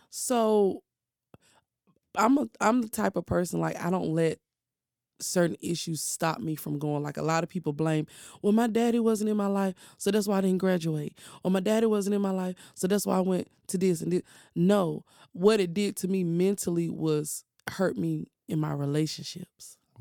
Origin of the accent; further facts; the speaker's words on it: Durham, North Carolina, United States; also born or lived in Chapel Hill, North Carolina; I grew up in Durham, but I was born in Chapel Hill.